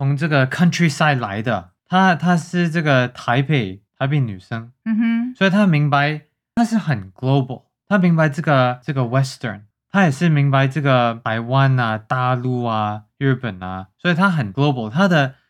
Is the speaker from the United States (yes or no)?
yes; New York, United States; Chinese is a second language; 我从纽约长大的时候，我不知道我是中国人还是我是美国人还是什么人